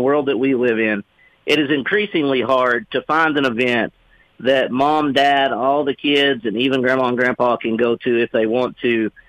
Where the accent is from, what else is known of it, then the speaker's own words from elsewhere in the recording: Arkansas, United States; I'm from Arkansas.